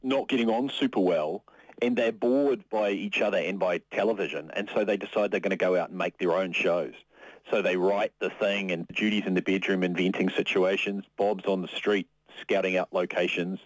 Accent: Whanganui, Manawatū-Whanganui, New Zealand; I'd grown up sort of listening to these records growing up in Whanganui

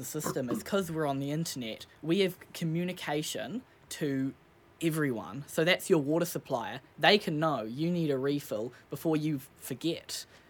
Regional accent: Hahei, Waikato, New Zealand; We're from Coromandel out in Hahe. We had a drip-fed tank.

